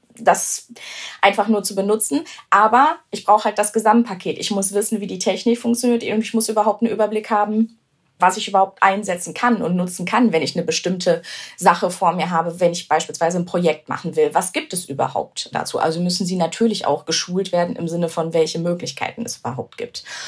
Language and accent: German; Germany; ich bin in Deutschland geboren, mein Vater ist sogar schon hier geboren